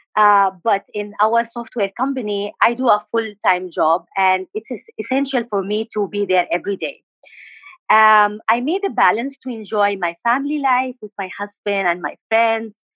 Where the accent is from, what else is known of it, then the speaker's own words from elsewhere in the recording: Aden, Yemen; English is a second language; moved away as an adult; also born or lived in Al Bayda; now in India; I'm from uh, Yemen. I'm from uh, basically from Al Bayda, but um, I born and raised in Aden, and uh, now I live in India.